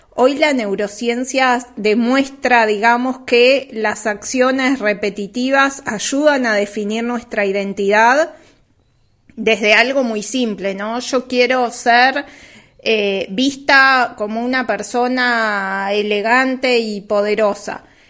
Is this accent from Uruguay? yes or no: yes; Uruguay; en Uruguay, donde yo nací y, y me crié y vivo